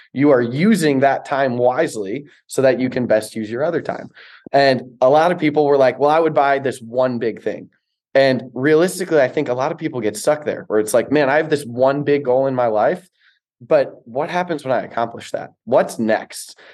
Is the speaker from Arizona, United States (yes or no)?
no; Chicago, Illinois, United States; I grew up in Chicago